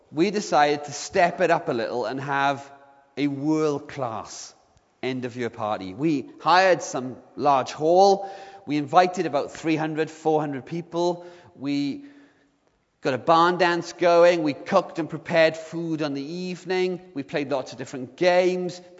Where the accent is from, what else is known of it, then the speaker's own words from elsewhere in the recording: Swansea, Wales, United Kingdom; I, when I was a, a lad growing up in Swansea, I used to hang out with a group of guys